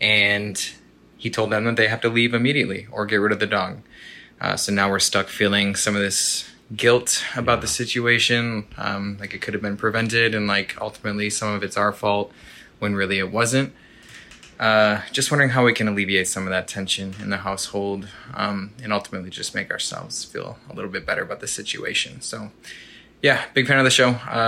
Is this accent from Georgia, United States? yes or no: no; Chicago, Illinois, United States